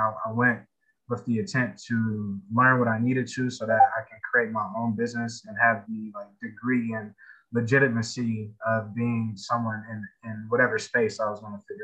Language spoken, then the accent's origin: English; Columbus, Ohio, United States; I'm from Columbus, Ohio. What we call Mount Vernon Plaza, but it's now called King Lincoln Bronzeville District.